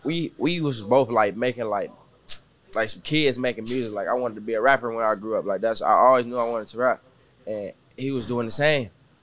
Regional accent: Galveston County, Texas, United States; now in Houston, United States; I ain't moved, like, to Houston until, like, 2019. But I'm from, like, Galveston County. Yeah. So I grew up there my whole life.

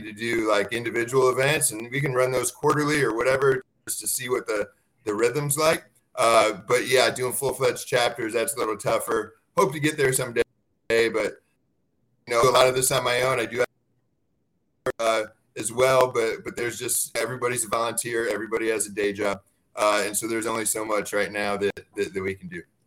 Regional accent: Dixon, Illinois, United States; moved away; I grew up in Illinois. I'm from Dixon, Illinois, about 100 miles west of Chicago

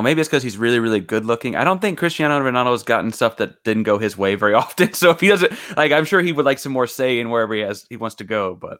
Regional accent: Austin, Texas, United States; also born or lived in Houston; So I was born in Houston, spent a lot of time growing up in Austin

